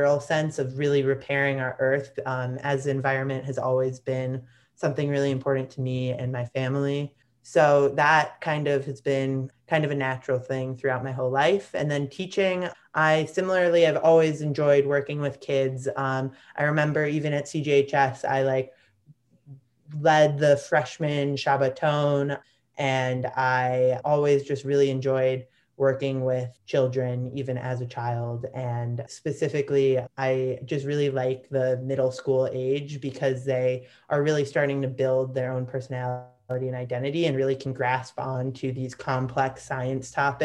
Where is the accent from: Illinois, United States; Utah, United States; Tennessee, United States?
Illinois, United States; Chicago; Lake Michigan was such a big part of my childhood growing up in Chicago